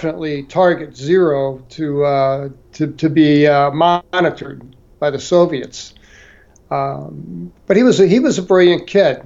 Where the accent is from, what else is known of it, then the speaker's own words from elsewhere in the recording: St. Louis, Missouri, United States; moved away; I was from St. Louis